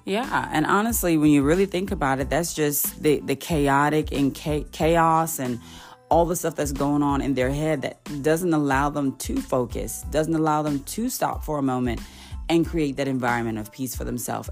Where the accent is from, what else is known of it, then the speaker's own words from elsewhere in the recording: Jamaica; As a Jamaican daughter